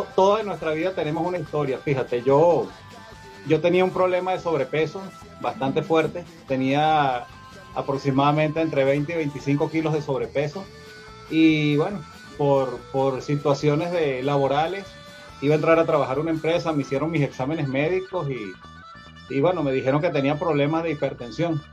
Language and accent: Spanish; Caracas, Capital District, Venezuela; moved away as an adult; now in Mexico City, Mexico; oriundo de Caracas, Venezuela y actualmente habito en, la, en este hermoso país que es como lo es México, mi segunda patria, en la Ciudad de México.